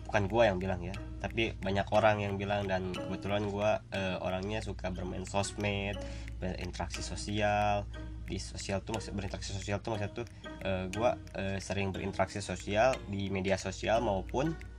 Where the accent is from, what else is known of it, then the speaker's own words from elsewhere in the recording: Bandung, West Java, Indonesia; gua kebetulan orang Bandung nih, orang Sunda nih ya, suku Sunda nih ya.